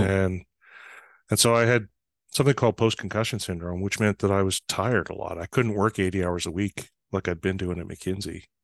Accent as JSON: {"language": "English", "town": "Fort St. John", "region": "British Columbia", "country": "Canada", "tie": "born or raised there", "moved": "yes", "said": "I was actually home one summer in July when it snowed"}